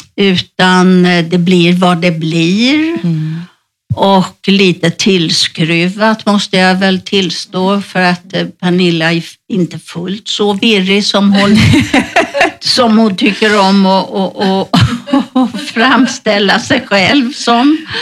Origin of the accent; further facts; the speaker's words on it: Sweden; moved away as an adult; now in Spain; hemma i Sverige